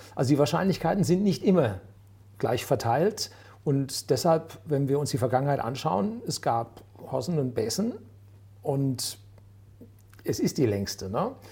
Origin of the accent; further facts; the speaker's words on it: Germany; bei uns in Deutschland